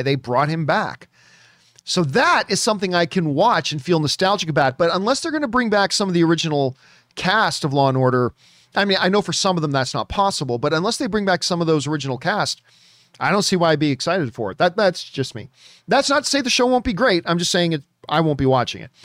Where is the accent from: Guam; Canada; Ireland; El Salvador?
Canada; being Canadian and everything about my D N A is hockey